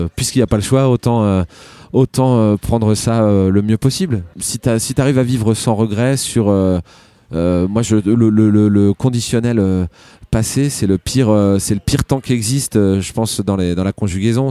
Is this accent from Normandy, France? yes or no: yes; Rouen, Normandy, France; normand et je pense que c'est euh, euh, voilà, je viens de de Rouen